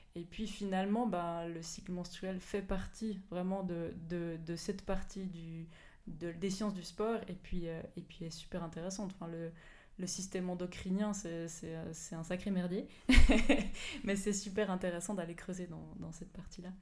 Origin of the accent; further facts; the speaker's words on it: Belfaux, Fribourg, Switzerland; d'où je viens, j'ai grandi à Belfaux, donc, donc vraiment pas très loin de Fribourg